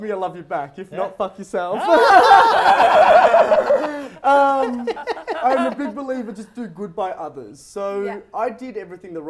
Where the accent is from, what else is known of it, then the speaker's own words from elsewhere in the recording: Melton, Victoria, Australia; then we went to Melton, which obviously is my hometown